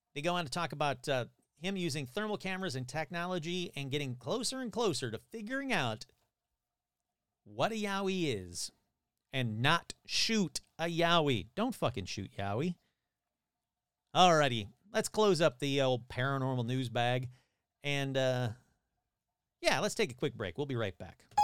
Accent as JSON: {"language": "English", "region": "Michigan", "country": "United States", "tie": "born or raised there", "said": "my home state."}